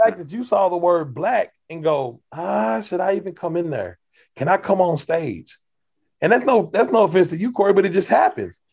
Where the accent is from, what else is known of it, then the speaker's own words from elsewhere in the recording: Kentucky, United States; I'm from Kentucky